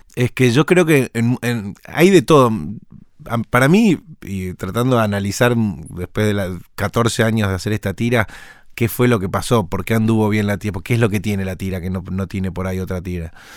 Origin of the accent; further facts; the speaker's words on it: Argentina; como somos los argentinos